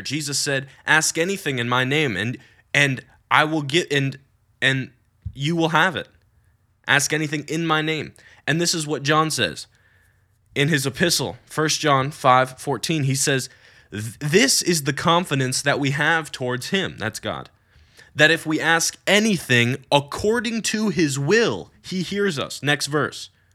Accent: United States; I'm American, which I am

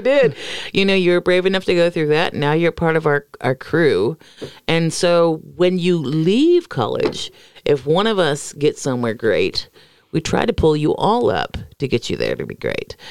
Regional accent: Florida, United States; moved away; I come from Florida

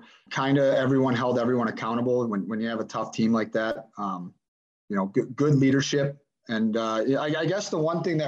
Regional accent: Chicago, Illinois, United States; moved away; growing up in Chicago

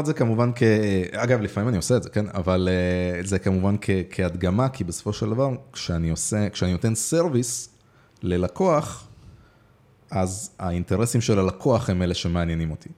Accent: Israel; also born or lived in Moldova; עליתי לארץ, לא נולדתי פה, אבל אה, עליתי בגיל יחסית צעיר, בשבע

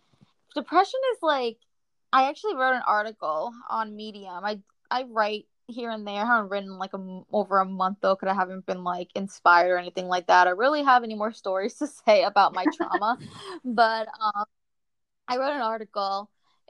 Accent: New Jersey, United States; now in Florida, United States; I also feel like when I moved from Jersey to Florida, even though it's still the US, I feel like I got a culture shock

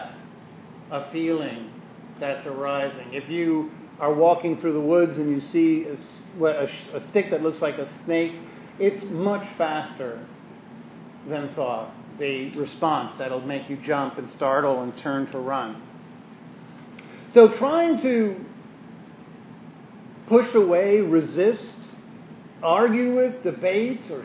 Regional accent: New York City, New York, United States; moved away; I'm from Brooklyn.

